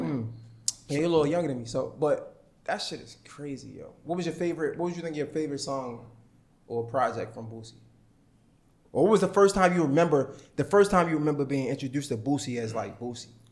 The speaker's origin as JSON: {"language": "English", "town": "Baltimore", "region": "Maryland", "country": "United States", "said": "'cause I'm from Baltimore"}